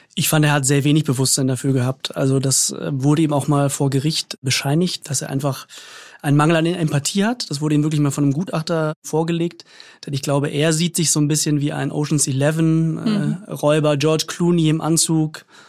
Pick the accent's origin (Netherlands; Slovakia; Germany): Germany; Munich, Bavaria; moved away; Ich stamme ja ursprünglich aus München